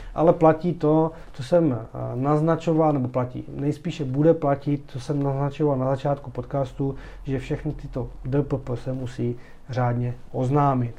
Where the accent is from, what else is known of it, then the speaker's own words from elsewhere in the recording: Czechia; jsme Češi